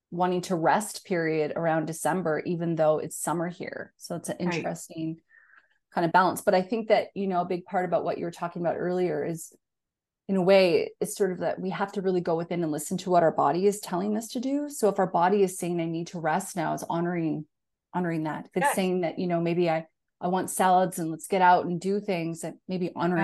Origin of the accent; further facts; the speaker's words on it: Northern Canada, Canada; moved away as an adult; now in Australia; I'm a Canadian who grew up in Northern Canada and I live in Australia and I've been here for 10 years